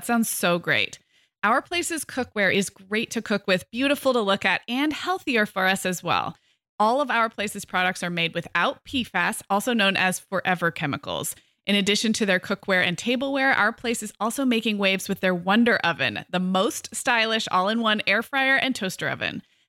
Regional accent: West Coast, United States; because I grew up on the West Coast with a lot of newer cities

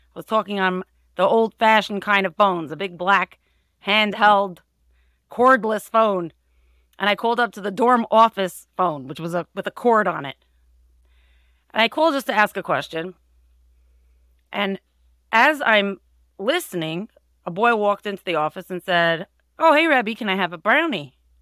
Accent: Monsey, New York, United States; I grew up in Muncie

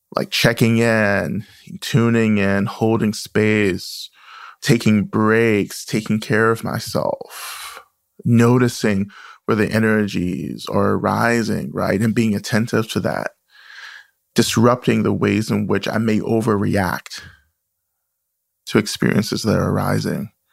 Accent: the South, United States; the stories and the experiences I grew up with in the South

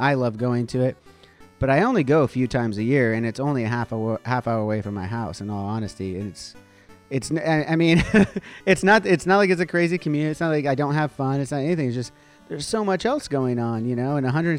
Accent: Southern California, United States; I'm from Southern California.

